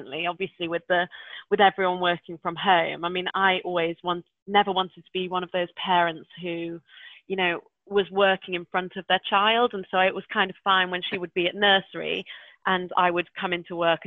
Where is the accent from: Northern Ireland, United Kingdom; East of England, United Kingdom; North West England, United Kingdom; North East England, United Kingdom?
North West England, United Kingdom; Manchester; growing up in Manchester